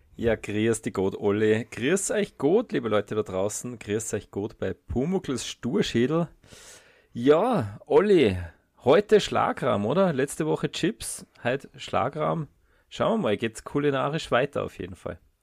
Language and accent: German; Austria; wir zwei, wir sind ja äh, Österreicher